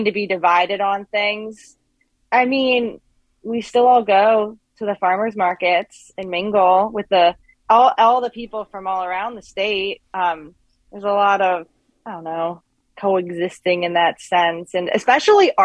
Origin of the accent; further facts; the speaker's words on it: Pittsburgh, Pennsylvania, United States; moved away as an adult; now in Bloomington, United States; I moved here from Pittsburgh despite being born and raised there